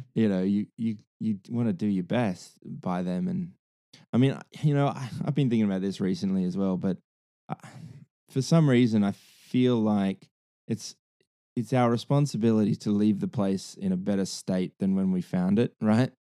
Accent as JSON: {"language": "English", "area": "Hunter Valley", "region": "New South Wales", "country": "Australia", "also_born_or_lived": "London", "said": "the Hunter, the Hunter Valley"}